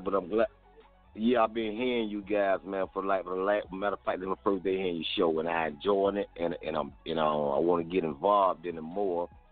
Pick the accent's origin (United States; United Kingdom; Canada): United States; Florida; I'm from Florida